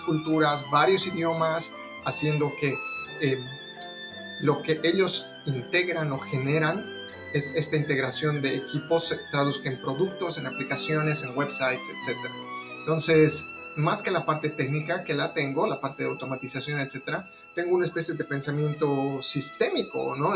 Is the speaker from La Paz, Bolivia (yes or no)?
yes; La Paz, Bolivia; now in Austin, United States; Yo soy de La Paz, Bolivia, a pesar de que muchos años que ya no vivo allá. Actualmente estoy en Austin, Texas.